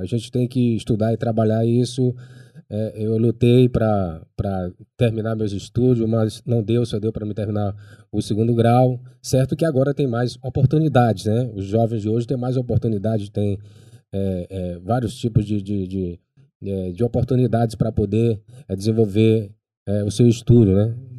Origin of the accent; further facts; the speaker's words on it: Baixada Maranhense, Maranhão, Brazil; accent: Baixada; now in São Luís, Brazil; ainda tá ainda com sotaque é, de, de, de, gente da Baixada